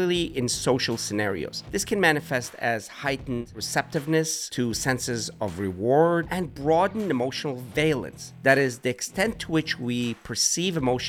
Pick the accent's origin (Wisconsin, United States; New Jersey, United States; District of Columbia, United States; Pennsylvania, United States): Pennsylvania, United States; Pittsburgh; Growing up in Pittsburgh